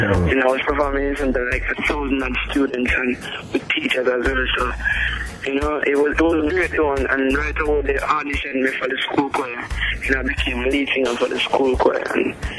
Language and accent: English; Stepney, Saint Ann, Jamaica; I grew up in Stepney, in Jamaica